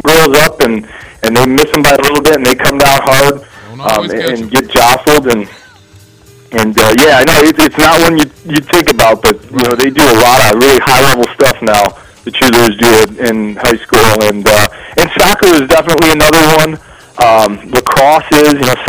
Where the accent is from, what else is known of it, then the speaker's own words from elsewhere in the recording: Joliet, Illinois, United States; I'm from Joliet originally and played football at Joliet Catholic